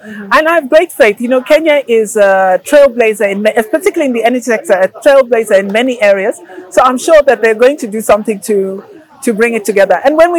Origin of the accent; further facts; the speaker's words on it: Zambia; English is a second language; I know that I come from, for instance, I came from Zambia to here.